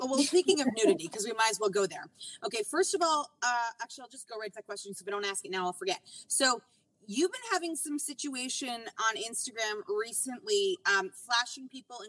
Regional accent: Toronto, Ontario, Canada; We're all from Toronto and like not too far from the same neighborhood originally

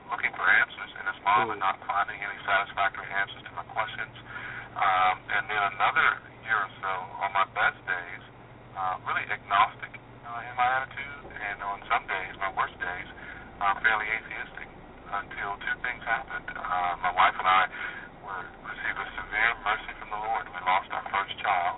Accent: Southeastern United States, United States; I grew up in the Bible Belt in the southeastern United States.

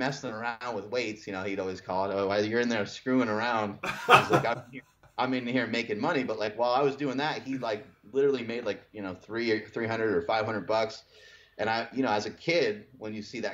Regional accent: New York, United States; when I grew up in New York

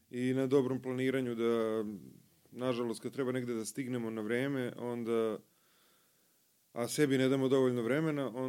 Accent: Obrenovac, Belgrade, Serbia; Ja sam jedan od redkih koji, se, koji je rođen u Obrenovcu.

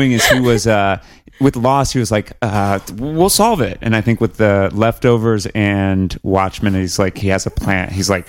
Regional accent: the South, United States; Well, I mean, like I'm from the South.

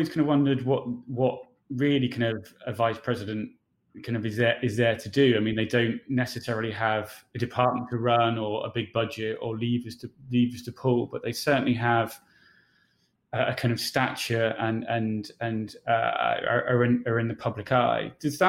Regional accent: United Kingdom; moved away as an adult; now in United States

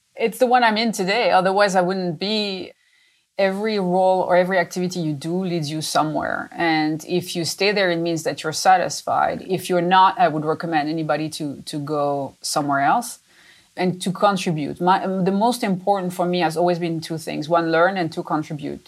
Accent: France; moved away as an adult; now in United States; I was born in France. I'm a little French, French Italian to be specific, and uh, but I've been in the U.S. for many many years

